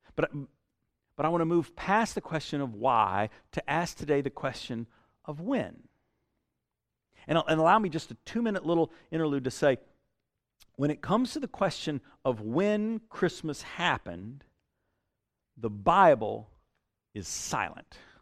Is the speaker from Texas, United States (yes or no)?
no; Statesboro, Georgia, United States; also born or lived in Houston County, Georgia; I grew up in Statesboro. I mean, that's South Georgia.